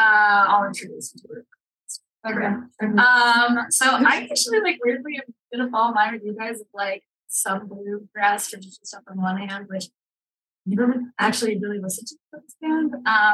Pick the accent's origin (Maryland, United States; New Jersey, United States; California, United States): Maryland, United States; born or raised there; also born or lived in New York; now in Utah, United States